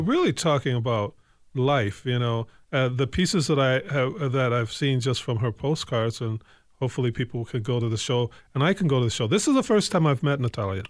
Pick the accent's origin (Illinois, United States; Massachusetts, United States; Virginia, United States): Illinois, United States; Evanston; also born or lived in Lowertown, Saint Paul; now in Saint Paul, United States; I'm from Evanston, Illinois, uh, uh, so, uh, some people would like to say Chicago, but I'm from Evanston proper.